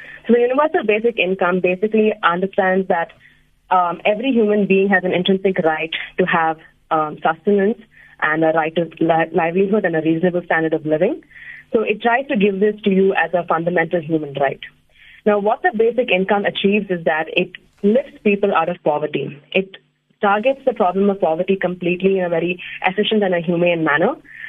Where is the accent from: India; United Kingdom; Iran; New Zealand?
India; South India; now in Bangalore, India; I am from South India